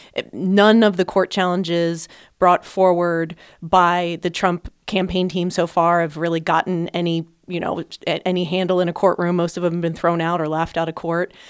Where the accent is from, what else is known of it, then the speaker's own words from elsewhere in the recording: Pennsylvania, United States; moved away; my home state of Pennsylvania